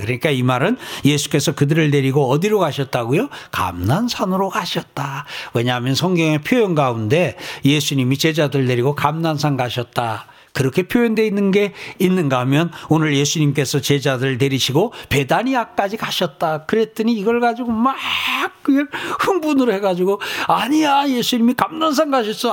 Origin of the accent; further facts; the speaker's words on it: South Korea; 여러분과 제가 대한민국에 태어났어요